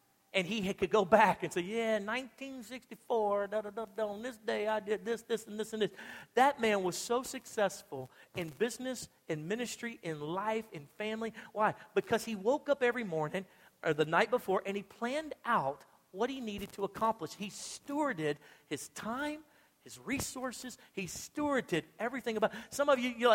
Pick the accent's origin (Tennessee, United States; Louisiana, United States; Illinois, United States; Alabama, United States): Louisiana, United States; now in Texas, United States; I'm from Louisiana originally